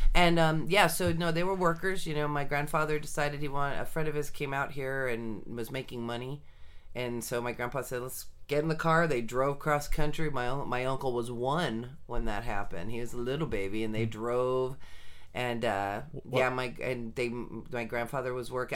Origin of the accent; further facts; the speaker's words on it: Sunnyvale, California, United States; I was actually born and raised in Sunnyvale, California